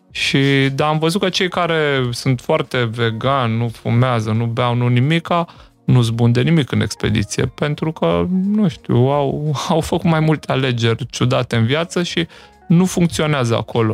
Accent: Slatina, Olt County, Romania; moved away as an adult; now in Timișoara, Romania; nu sunt chiar bănățean, ai mei sunt din Sibiu și din Beiu și eu am copilărit în Slatina, Olt

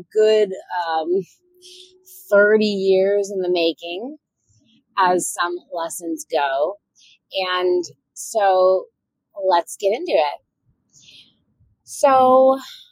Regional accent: Orange County, Southern California, United States; I grew up in Southern California in Orange County, and it was a predominantly Caucasian area at the time

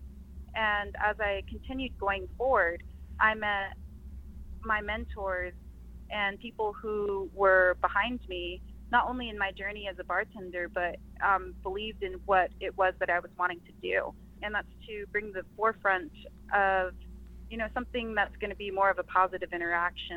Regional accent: Farmington, New Mexico, United States; moved away as an adult; also born or lived in Shiprock, New Mexico; now in Phoenix, United States; I'm originally from Shiprock, New Mexico. Grew up in Farmington.

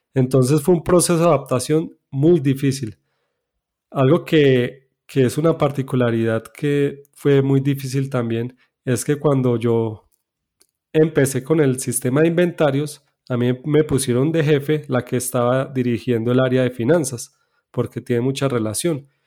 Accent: Medellín, Antioquia, Colombia; yo nací en Medellín, en Colombia. Soy hijo de padres adventistas. Eh, allí me crié

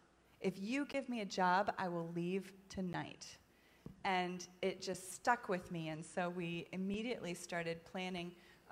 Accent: Ethiopia; So my parents were missionaries in Ethiopia. My mom is actually here tonight, right back there. My parents were missionaries with SIM, which is a mission agency that's based in Charlotte. And I grew up in Ethiopia

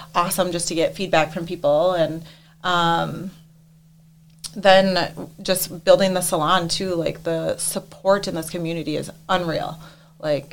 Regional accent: Fergus Falls, Minnesota, United States; moved away as an adult; also born or lived in Eden Valley, Minnesota / St. Cloud, Minnesota; I am from Fergus Falls, Minnesota. My parents growing up, they owned, it was Tires Plus

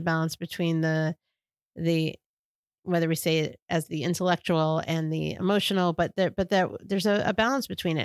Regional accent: New York, United States; now in Washington, D.C., United States; my experience growing up in New York

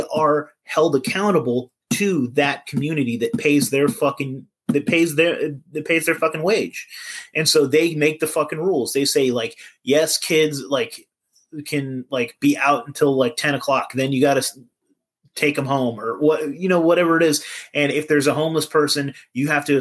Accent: California, United States; also born or lived in Eureka, California; I'm from California

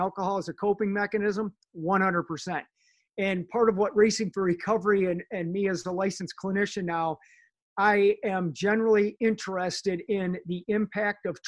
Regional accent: Sylvania, Ohio, United States; I grew up in Sylvania

